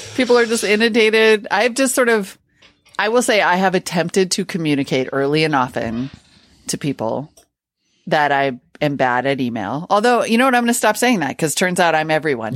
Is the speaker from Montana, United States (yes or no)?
yes; Montana, United States; when I was a kid growing up in Montana